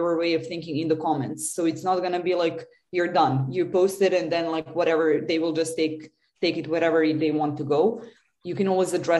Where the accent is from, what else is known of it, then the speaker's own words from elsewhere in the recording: Serbia; I come from Serbia originally.